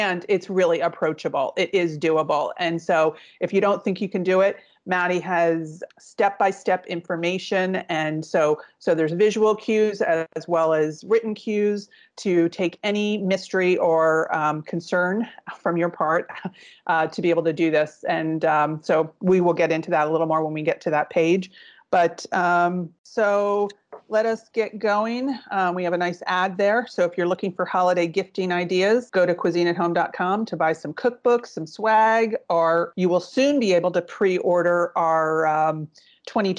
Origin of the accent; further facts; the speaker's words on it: East Coast, United States; moved away; I grew up on the East Coast